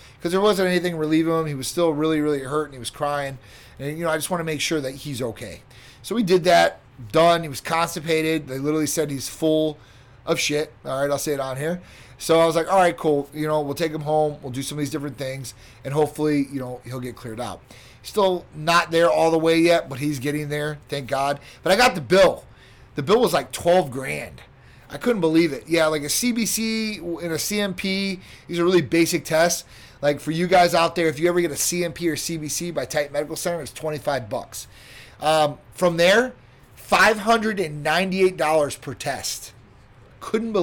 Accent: Chicago, Illinois, United States; I'm from Chicago

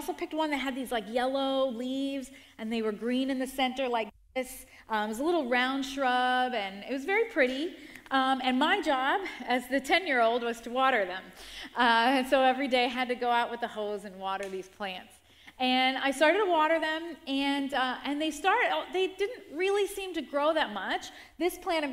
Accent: New York, United States; also born or lived in Rockland County, New York; I grew up in the Bronx, around a lot of concrete and around a lot of apartment buildings. And then at around 10 years old, we moved to the suburbs, to Rockland County

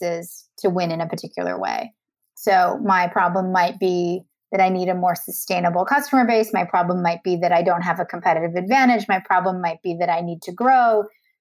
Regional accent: Canada; I'm Canadian.

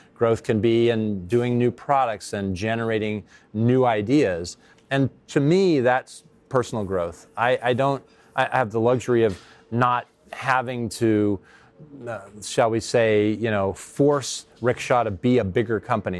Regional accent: Silicon Valley, California, United States; now in San Francisco, United States; I grew up in Silicon Valley

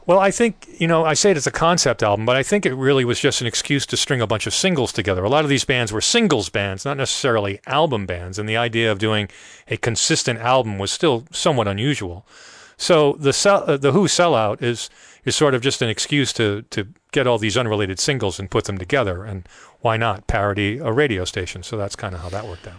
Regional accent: Rhode Island, United States; I grew up in Rhode Island, not far from Newport.

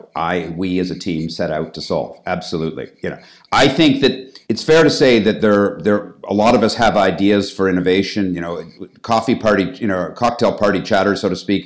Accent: Toronto, Ontario, Canada; moved away as an adult; also born or lived in United States; now in London, United Kingdom; I'm originally from Canada, from Toronto

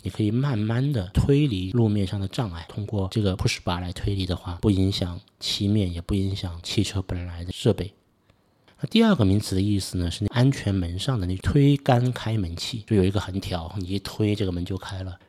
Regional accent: Suzhou, Jiangsu, China; also born or lived in Beijing; 我今天是十一岁，我和我太太还有一个小男孩，居住在中国江苏苏州。我是苏州人，我九九年到零三年在北京上大学。大学毕业以后我就回到了苏州，那一直在从事着人力资源信息化相关的工作

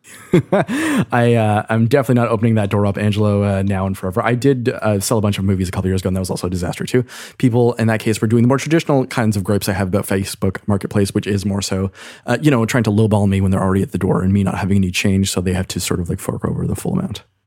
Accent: Canada; as a Canadian

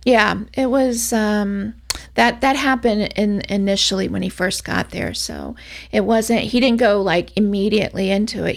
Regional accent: Orlando, Florida, United States; I'm from Orlando, Florida

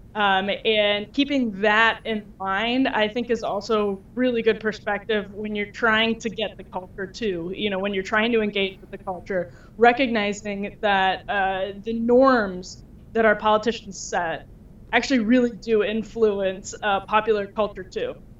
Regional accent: Wisconsin, United States; moved away as an adult; I'm from Wisconsin originally and um, came out here for college and never left

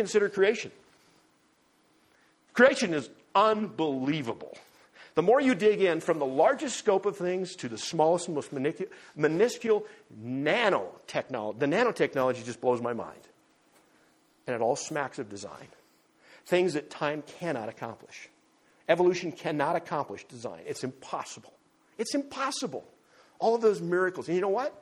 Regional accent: North Dakota, United States; I grew up in North Dakota

